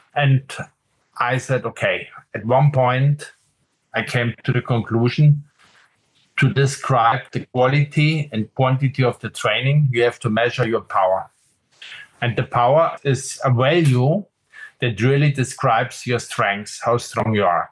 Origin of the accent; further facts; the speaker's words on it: Munich, Bavaria, Germany; also born or lived in Aachen; when I grew up in Munich, so this is south of Germany in Bavaria